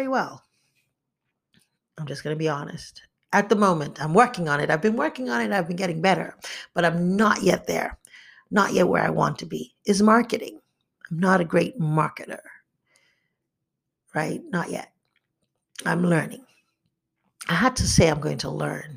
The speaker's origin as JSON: {"language": "English", "country": "Nigeria", "tie": "born or raised there", "said": "growing up in Nigeria"}